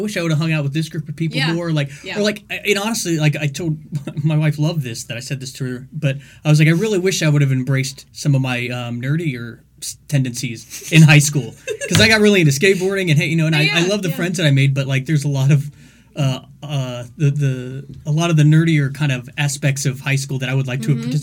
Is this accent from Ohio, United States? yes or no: yes; Gahanna, Ohio, United States; also born or lived in Akron, Ohio / Columbus, Ohio; born in Akron, around, I think, about 5 years old, we moved down here to Columbus.